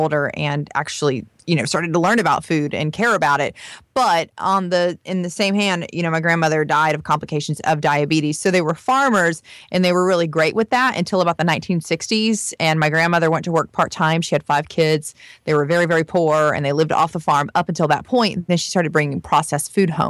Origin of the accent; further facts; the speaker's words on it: rural Florida, United States; I am actually from a more rural part of Florida where there's a lot of farmers, and it is really, truly the South